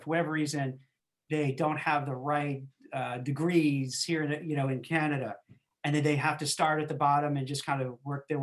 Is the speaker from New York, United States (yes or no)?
yes; New York City, New York, United States; where I grew up in Brooklyn